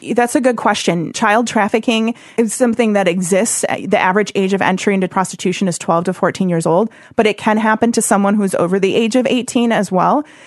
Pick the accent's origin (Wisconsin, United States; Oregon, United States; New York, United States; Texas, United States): Wisconsin, United States; Oshkosh; also born or lived in Springfield, Missouri / Las Vegas; I'm from Wisconsin, and I grew up in Oshkosh